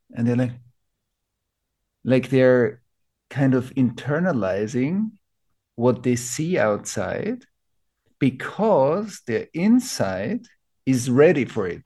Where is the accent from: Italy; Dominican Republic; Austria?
Austria; Vienna; I grew up in Vienna.